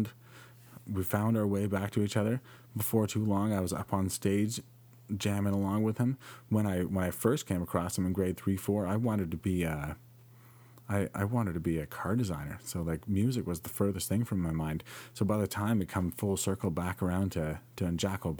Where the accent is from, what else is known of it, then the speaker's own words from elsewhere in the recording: Penetanguishene, Ontario, Canada; I grew up in Penetanguishene in the French public system